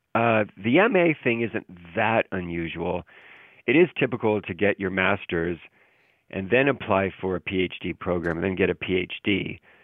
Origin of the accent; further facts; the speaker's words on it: Southern California, United States; moved away as an adult; born and raised in Southern California, about forty miles east of L.A.